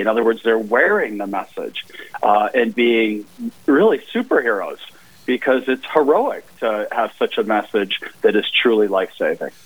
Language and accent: English; Sioux Falls, South Dakota, United States; moved away as an adult; I grew up in Sioux Falls